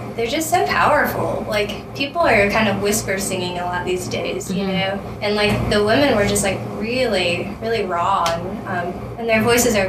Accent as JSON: {"language": "English", "region": "Western North Carolina", "country": "United States", "said": "I'm from Western North Carolina"}